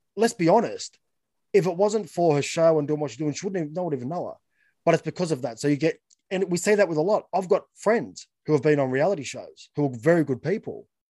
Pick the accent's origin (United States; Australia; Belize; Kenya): Australia; as just being Australian